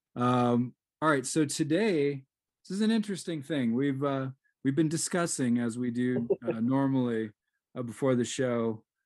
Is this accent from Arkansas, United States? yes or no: no; Seattle, Washington, United States; I grew up in Seattle, so I mean, I'm in the home of of coffee